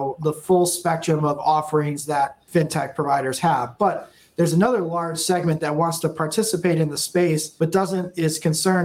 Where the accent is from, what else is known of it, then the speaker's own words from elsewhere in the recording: Massachusetts, United States; moved away as an adult; now in Austin, United States; originally born and raised in Massachusetts, went to school there, high school, college